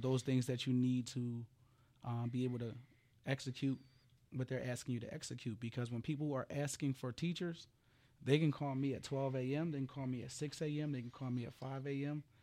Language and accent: English; Philadelphia, Pennsylvania, United States; I come from Frankfurt, you know, which is, which is a tough area, Philadelphia